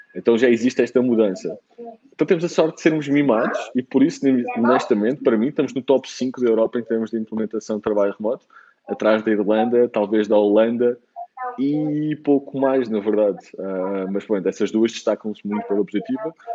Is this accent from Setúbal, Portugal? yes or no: no; Lisbon, Portugal; moved away as an adult; also born or lived in Germany / Bali; sou de Lisboa